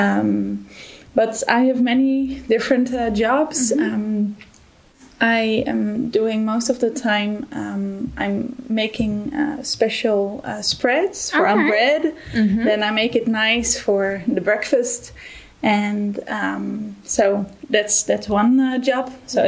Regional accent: Netherlands; moved away as an adult; now in Germany; I'm originally from the Netherlands, and I'm here since February this year.

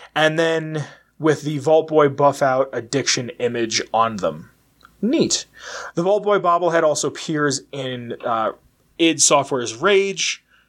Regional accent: Pennsylvania, United States; go back to my home state of Pennsylvania

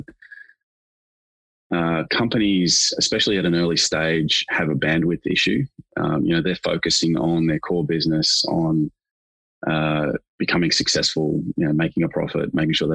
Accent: Australia; as an Australian

